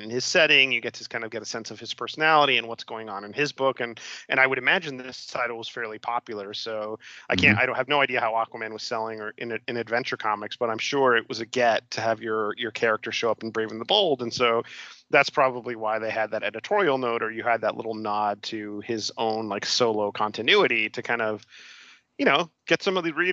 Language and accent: English; Miami, Florida, United States; I grew up in Miami